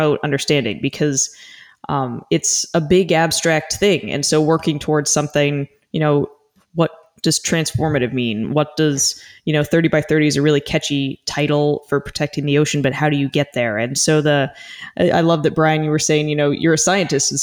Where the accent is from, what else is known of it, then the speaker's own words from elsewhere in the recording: Arizona, United States; I grew up in Arizona right near Biosphere 2.